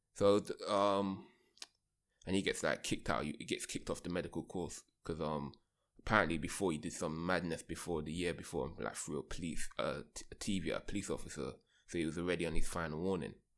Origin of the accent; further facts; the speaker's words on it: London, United Kingdom; moved away; I grew up in London